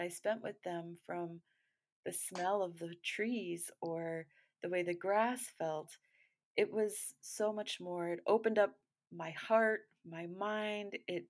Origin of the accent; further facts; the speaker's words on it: Great Lakes, United States; I'm from the Great Lakes region.